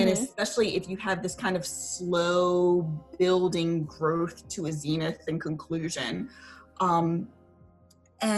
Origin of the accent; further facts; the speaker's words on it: Richmond, Virginia, United States; I was in Northern Virginia and I'm from Richmond